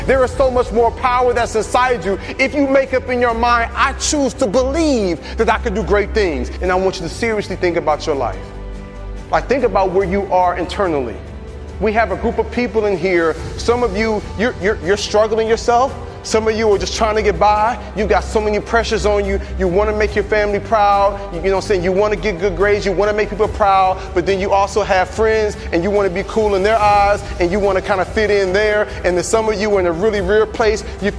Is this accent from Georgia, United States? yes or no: yes; Atlanta, Georgia, United States; I came all the way from Atlanta, Georgia to tell you